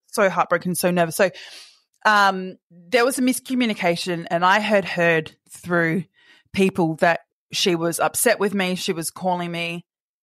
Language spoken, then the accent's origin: English; Perth, Western Australia, Australia; moved away as an adult; also born or lived in Sydney; now in Perth, Australia; I grew up in Perth and I moved to Sydney when I was 20